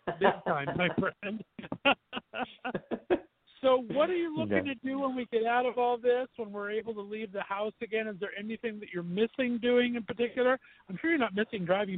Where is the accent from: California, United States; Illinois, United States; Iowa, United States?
California, United States; West Covina; now in Ohio, United States; And I grew up in West Covina, California, about 45 minutes from West Hollywood.